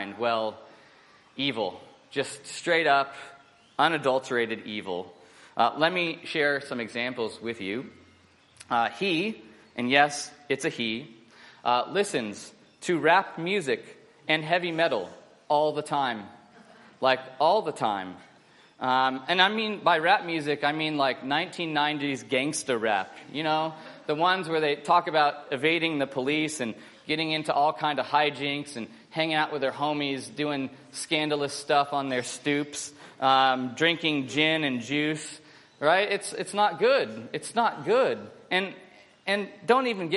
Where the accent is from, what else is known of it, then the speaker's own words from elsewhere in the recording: United States; now in Australia; I'm an American